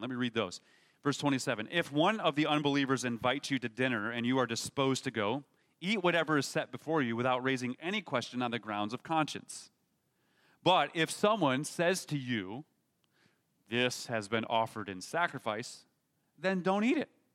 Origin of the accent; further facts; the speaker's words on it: United States; we as Americans